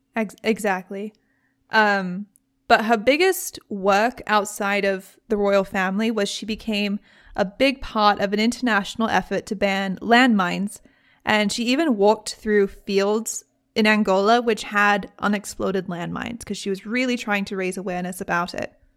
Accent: United Kingdom; I'm British

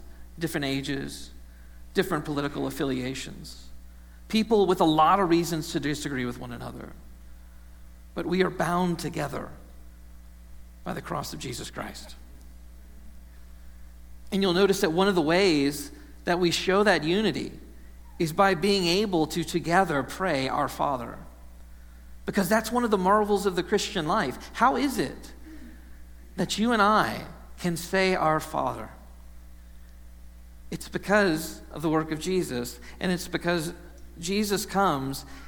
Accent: Texas, United States; now in Ohio, United States; growing up in Texas, I didn't know the sunshine could go away for as long as it does here

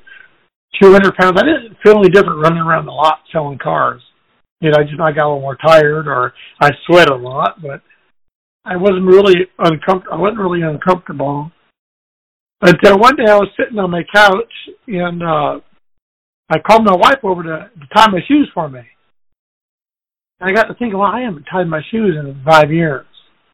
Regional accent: Mexico; also born or lived in California, United States; now in Texas, United States; she took us all back to Mexico. And I grew up on a farm

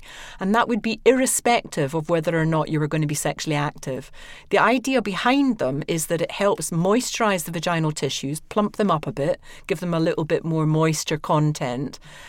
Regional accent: Scotland, United Kingdom; accent: Scottish

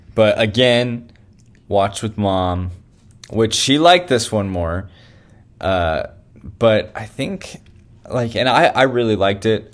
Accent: Elk Grove, California, United States; now in Redding, United States; I was in my hometown

